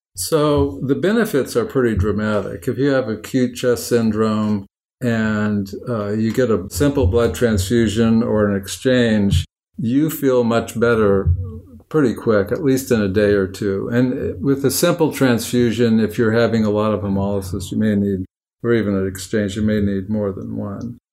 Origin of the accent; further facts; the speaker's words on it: Oakland, California, United States; I'm from Oakland